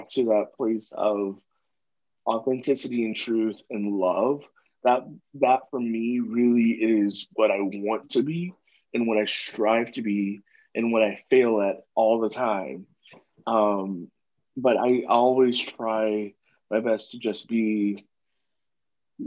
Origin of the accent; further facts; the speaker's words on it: the South, United States; I grew up in the South